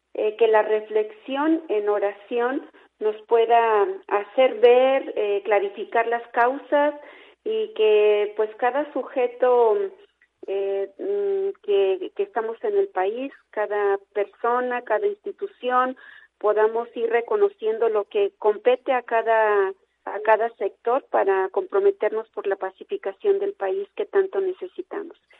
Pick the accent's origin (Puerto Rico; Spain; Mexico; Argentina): Mexico; como, pueblo mexicano